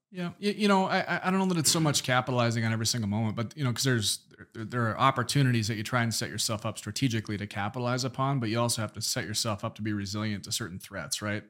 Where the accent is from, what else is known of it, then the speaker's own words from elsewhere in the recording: Minot, North Dakota, United States; neighborhoods in Minot, my hometown